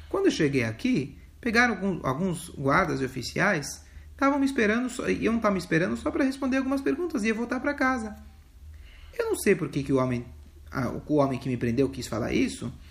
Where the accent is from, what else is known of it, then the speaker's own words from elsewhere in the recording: Lubavitch, Smolensk Oblast, Russia; born there; also born or lived in Rostov / Leningrad; Eu nasci em Lubavitch, eu estudei no Maishivá. Eu morei lá, é, morei em, em oito anos e meio em Rostov e três anos em Leningrad.